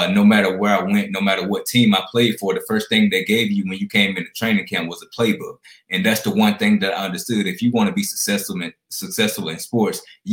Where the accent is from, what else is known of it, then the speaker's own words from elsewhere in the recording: Alexander City, Alabama, United States; I'm originally from Alexander City, Alabama